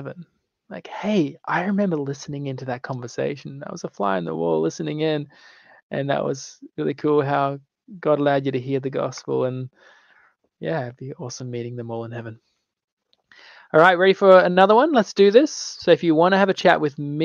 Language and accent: English; Australia; I'm from Australia.